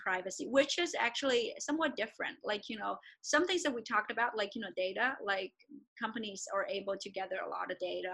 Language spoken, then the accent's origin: English; China; moved away; I grew up in China and I also have a lot of connections there